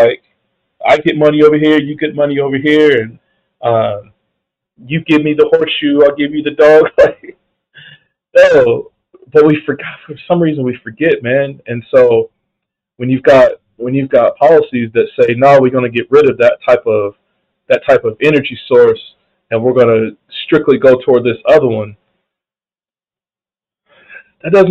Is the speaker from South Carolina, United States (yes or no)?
yes; Clemson, South Carolina, United States; now in Nevada, United States; I grew up in South Carolina